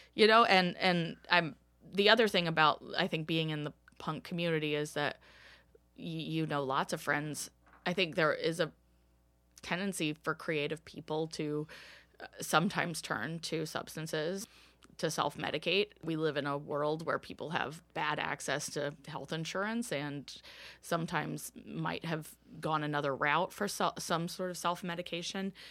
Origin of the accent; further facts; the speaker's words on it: Bowie, Maryland, United States; also born or lived in Washington, D.C. metropolitan area; now in Philadelphia, United States; I grew up in Bowie, Maryland, which is a suburb of DC